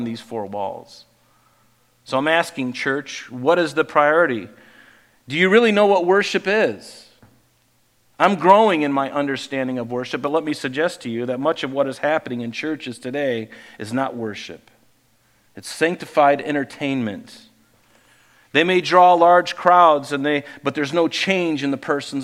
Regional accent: Southwest Florida, United States; I grew up in Southwest Florida on an island

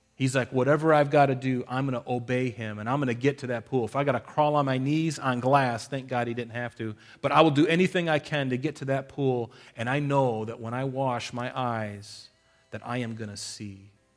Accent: United States; we're American

